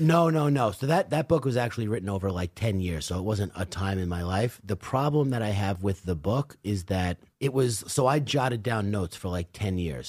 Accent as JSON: {"language": "English", "town": "Commack", "region": "New York", "country": "United States", "tie": "born or raised there", "also_born_or_lived": "California", "said": "I grew up in Comac in Northport"}